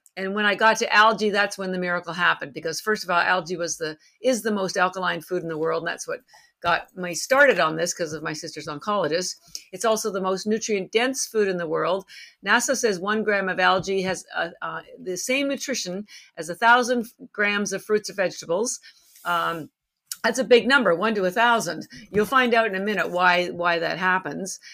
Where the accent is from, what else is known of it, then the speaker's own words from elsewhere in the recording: Canada; moved away as an adult; now in Boston, United States; I live in Boston. I've been here 33 years, although I'm relocating soon to Miami, so I'll be joining the folks in Florida soon, at least part time. But I'm actually Canadian